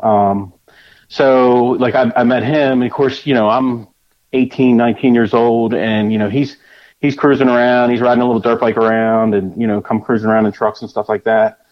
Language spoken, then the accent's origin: English; Delaware, United States; I'm from Delaware. I've been been in Delaware my whole life.